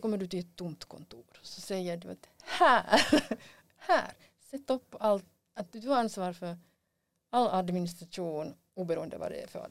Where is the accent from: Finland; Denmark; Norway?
Finland; vi har som finlandssvenskar